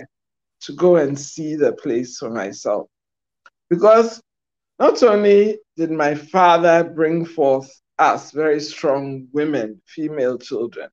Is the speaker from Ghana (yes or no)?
yes; Accra, Greater Accra, Ghana; growing up in Kwame Nkrumah's Ghana